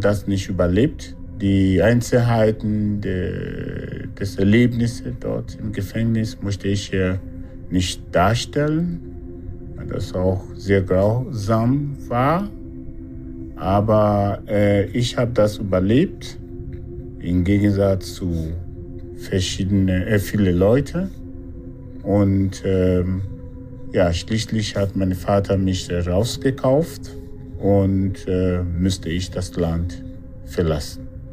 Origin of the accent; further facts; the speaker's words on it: Nigeria; moved away as an adult; now in Germany; Ich komme aus Nigeria, bin 56 Jahre alt, lebe in Deutschland seit über drei Jahrzehnten